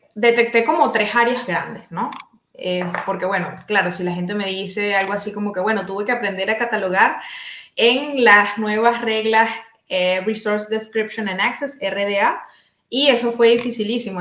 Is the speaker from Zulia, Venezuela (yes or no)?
no; La Guaira, Venezuela; moved away as an adult; now in Freiburg, Germany; soy bibliotecóloga oriunda de Venezuela